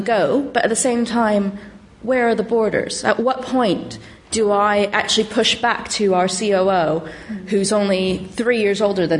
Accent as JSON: {"language": "English", "area": "Silicon Valley", "region": "California", "country": "United States", "moved": "as an adult", "lives_now": "London, United Kingdom", "said": "I'm from the Silicon Valley originally."}